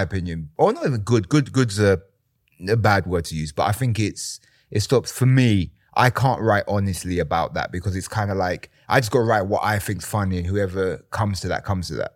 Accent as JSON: {"language": "English", "region": "London", "country": "United Kingdom", "tie": "born or raised there", "said": "I grew up in East London."}